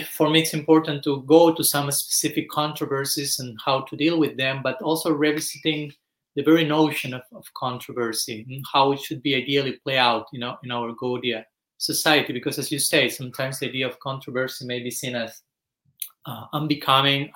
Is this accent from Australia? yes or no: no; Argentina; moved away; I was born in Argentina some 40 years back